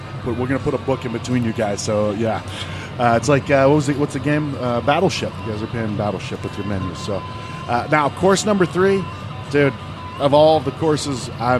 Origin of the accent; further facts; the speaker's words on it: Midwest, United States; That's just, I mean, I'm from the Midwest, right?